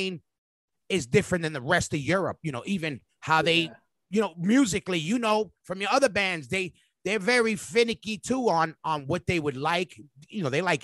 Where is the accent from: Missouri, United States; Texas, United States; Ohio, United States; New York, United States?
New York, United States; we're kids from New York